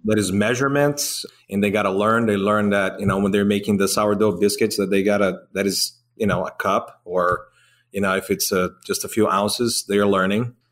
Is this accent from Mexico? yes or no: no; Brazil; now in Georgia, United States; I'm from Brazil.